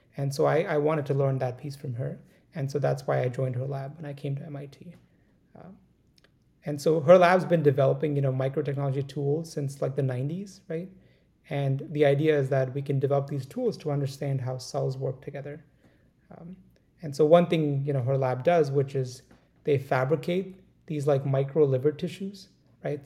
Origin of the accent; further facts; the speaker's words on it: India; moved away; I grew up in India. You know, we grew up in a small town and it's a small town of 1.5 million people, right? And that's considered small for India. And it was adjacent to like this big city of Delhi